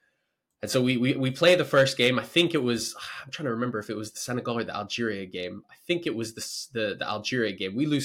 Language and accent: English; Kenya; being Kenyan